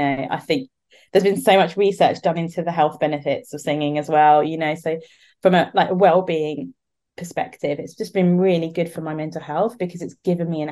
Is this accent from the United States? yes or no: no; London, United Kingdom; moved away; I was born and raised in the UK, so very much born into British culture, you know. And I was born in London